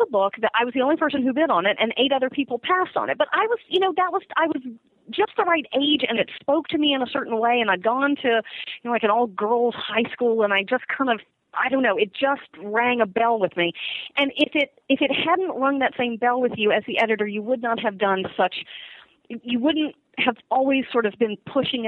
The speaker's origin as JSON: {"language": "English", "region": "Virginia", "country": "United States", "tie": "born or raised there", "said": "I grew up in Virginia"}